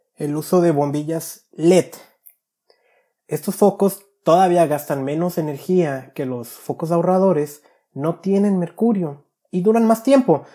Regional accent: Guadalajara, Jalisco, Mexico; mi niñez en Guadalajara

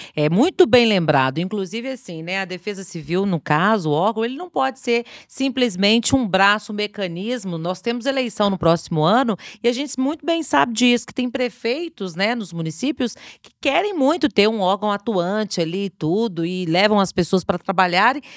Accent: Sabará, Minas Gerais, Brazil; sou de Sabará

